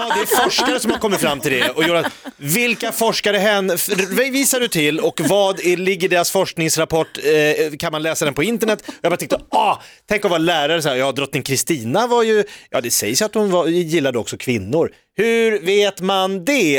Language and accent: Swedish; Stockholm, Stockholm County, Sweden; som stockholmare